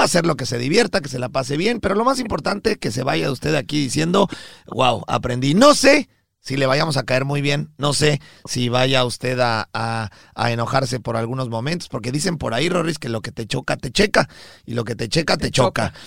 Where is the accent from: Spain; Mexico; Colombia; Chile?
Mexico; Rodrigo de Obando y, yo somos mexicanos